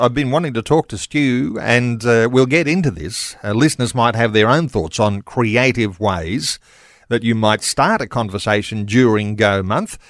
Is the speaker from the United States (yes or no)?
no; Australia; here we are in Australia